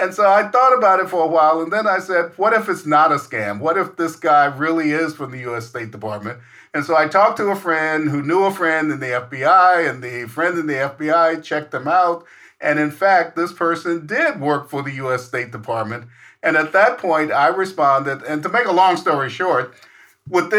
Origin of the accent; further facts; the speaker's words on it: Seattle, Washington, United States; I am from Seattle, Washington in the Pacific Northwest